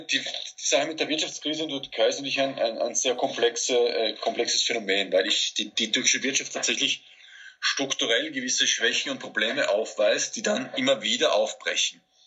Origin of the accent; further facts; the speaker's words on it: Austria; mich als Österreicher